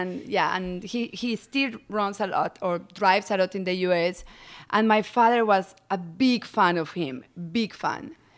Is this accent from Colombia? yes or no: yes; Medellín, Antioquia, Colombia; moved away as an adult; also born or lived in France; now in Sonoma County, United States; I'm originally from Colombia. I was born and raised in Medellin